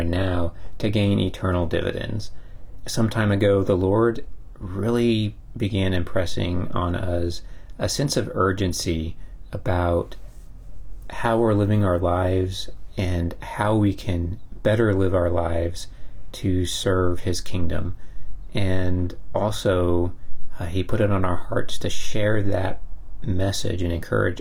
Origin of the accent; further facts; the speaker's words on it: Texas, United States; we're from Texas